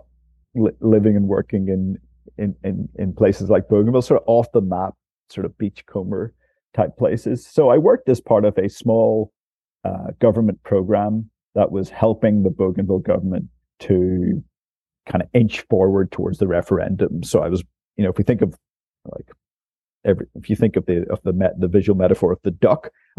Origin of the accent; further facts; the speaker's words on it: Northern Ireland, United Kingdom; moved away as an adult; also born or lived in Timor-Leste; being from Northern Ireland myself, and being having that sort of character of having grown up in during the 80s and the 90s